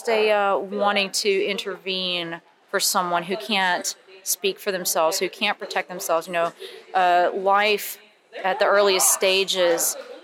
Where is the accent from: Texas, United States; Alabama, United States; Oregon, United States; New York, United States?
Alabama, United States; Huntsville; I come from Huntsville, Alabama